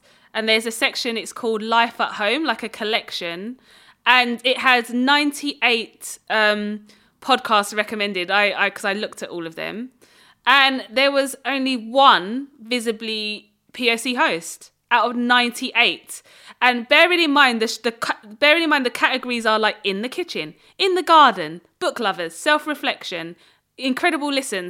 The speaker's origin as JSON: {"language": "English", "town": "Dagenham", "region": "London", "country": "United Kingdom", "tie": "born or raised there", "said": "I grew up in Dagenham"}